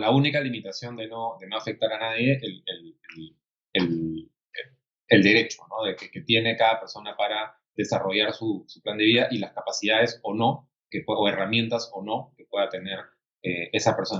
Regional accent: Peru

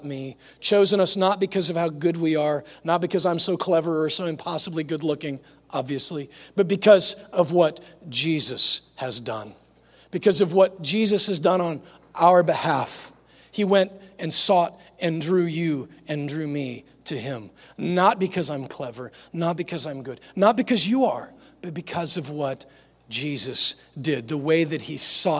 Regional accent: Nebraska, United States; moved away; I grew up in Nebraska

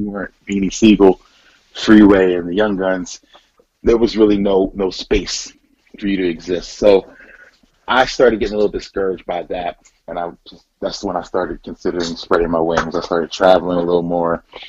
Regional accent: Philadelphia, Pennsylvania, United States; Well, I loved Philly. I think just being in a place that was so culturally, you know, blossoming and colorful, it was really dope.

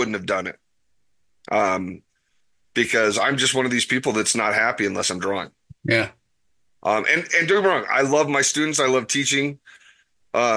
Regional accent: Las Vegas, Nevada, United States; I grew up in Las Vegas

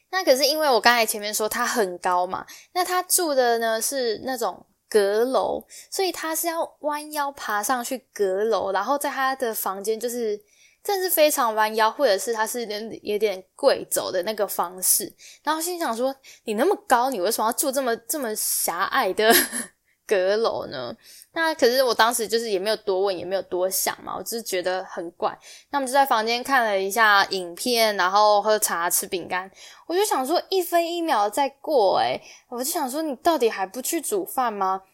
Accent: Taiwan; now in Ireland; 我来自台湾

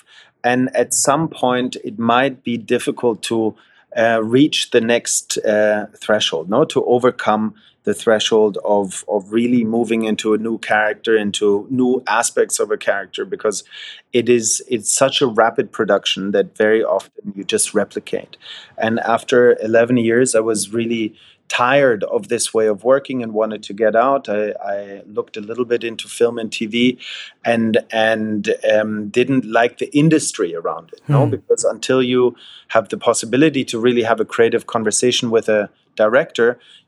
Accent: Wiesbaden, Hesse, Germany; growing up in Germany, in central Germany, close to Frankfurt, in a place called Wiesbaden, to a German father and a Scottish mother.

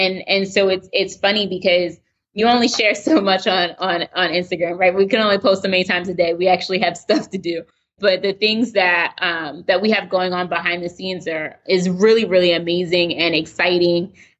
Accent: Baltimore, Maryland, United States; So we moved closer to family, close originally from Baltimore, from Pennsylvania.

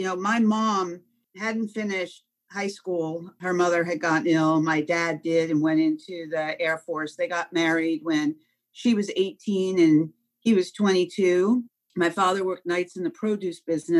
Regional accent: Long Island, New York, United States; I grew up on Long Island.

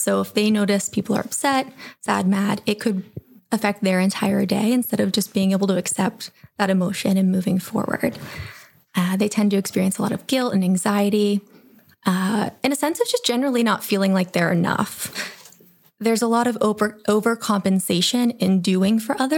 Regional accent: Pittsburgh, Pennsylvania, United States; also born or lived in Youngstown, Ohio; now in Cleveland, United States; I grew up in the Pittsburgh area and eventually moved to Youngstown, where I completed my schoolwork

